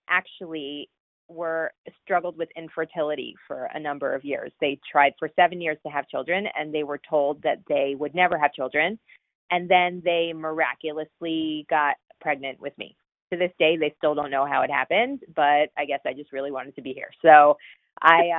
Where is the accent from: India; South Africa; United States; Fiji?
United States; northern New Jersey; also born or lived in Boston; So I grew up in northern New Jersey, about 30 minutes outside of Manhattan.